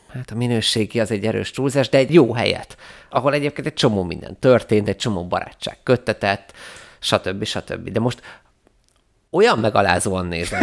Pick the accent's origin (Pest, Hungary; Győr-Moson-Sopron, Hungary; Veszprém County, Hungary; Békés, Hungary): Pest, Hungary; Vác; moved away as an adult; now in Budapest, Hungary; szeretem, hogy nem Budapesten nőttem fel, és utána kerültem ide, hogy megtanított egy ilyen kis közösségben élni. Mármint, hogy azért Vác nem egy nagy terület